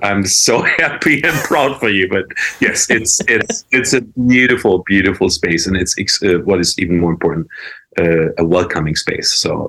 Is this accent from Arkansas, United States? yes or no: no; New York City, New York, United States; especially where I'm from New York City.